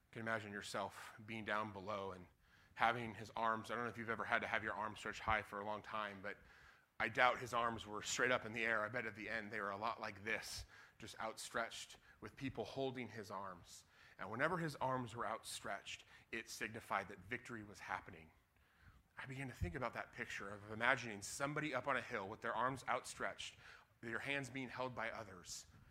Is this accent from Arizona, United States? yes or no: no; Denver, Colorado, United States; moved away as an adult; now in Seattle, United States; I was from Denver